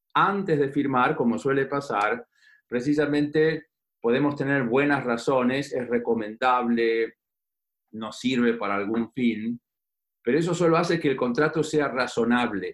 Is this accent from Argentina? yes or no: yes; Argentina